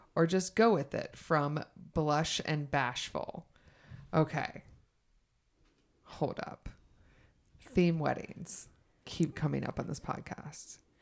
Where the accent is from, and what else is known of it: the South, United States